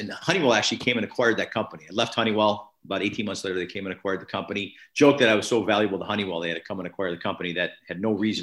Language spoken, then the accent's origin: English; Chicago, Illinois, United States; moved away as an adult; also born or lived in Northern California; now in Buffalo, United States; I grew up in Chicago and was exposed to snow as a kid